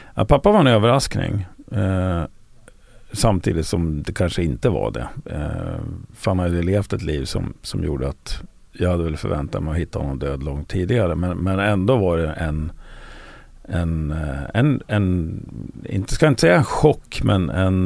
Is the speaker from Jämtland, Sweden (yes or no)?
yes; Östersund, Jämtland, Sweden; moved away as an adult; also born or lived in Liberia / Uppsala; född och uppvuxen i Östersund